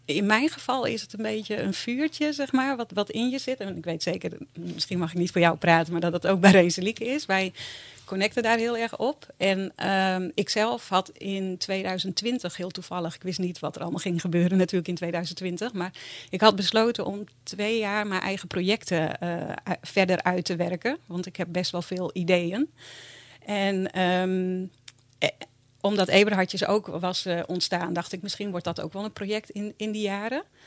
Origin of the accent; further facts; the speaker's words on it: Bolsward, Friesland, Netherlands; also born or lived in Sneek / Tjerkwerd; ik ben eigenlijk opgegroeid in Bolswerd